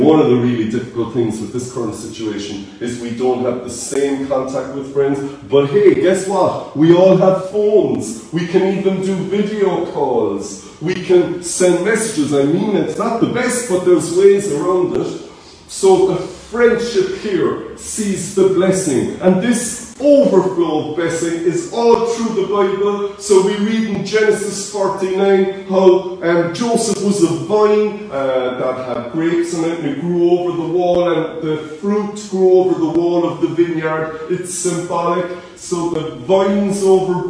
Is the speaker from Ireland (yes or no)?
yes; Cork, Munster, Ireland; accent: Cork; my Cork accent